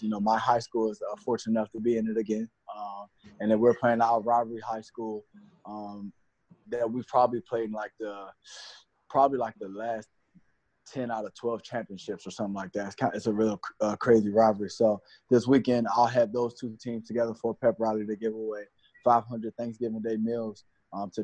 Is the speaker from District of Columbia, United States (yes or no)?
yes; Washington, District of Columbia, United States; moved away; growing up, where I grew up in Southeast Washington, D.C.